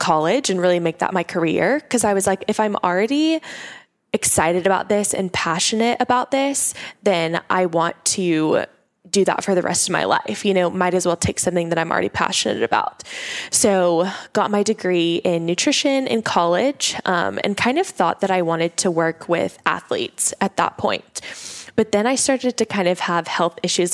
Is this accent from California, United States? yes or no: no; Oklahoma, United States; I grew up in Oklahoma. So that's where I'm originally from